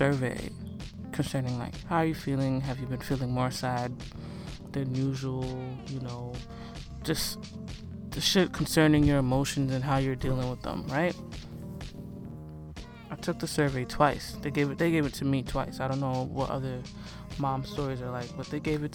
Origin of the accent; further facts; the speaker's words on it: Nigeria; me being Nigerian